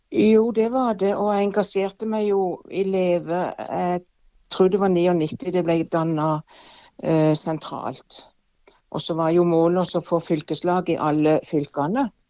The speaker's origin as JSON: {"language": "Norwegian", "town": "Evje", "region": "Agder", "country": "Norway", "said": "jeg er jo fra Evje sjøl"}